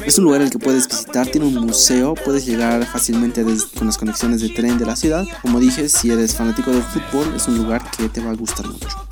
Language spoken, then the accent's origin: Spanish; La Paz, Bolivia; soy aquí de La Paz y hace frío